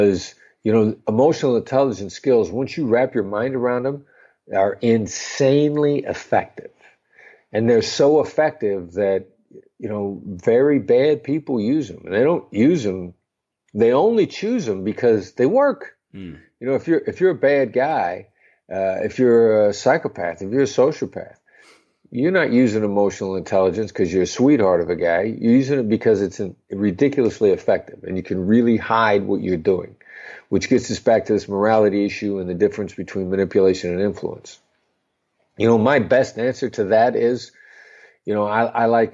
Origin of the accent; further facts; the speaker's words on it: Midwestern United States, United States; I grew up in the Midwestern United States